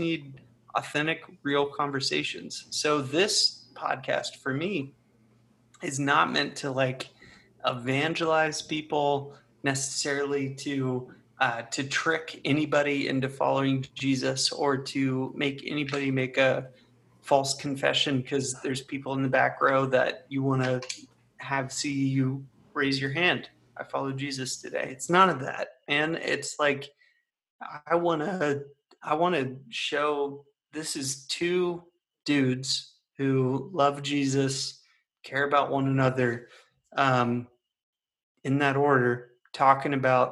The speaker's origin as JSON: {"language": "English", "region": "Ohio", "country": "United States", "said": "I'm from Ohio"}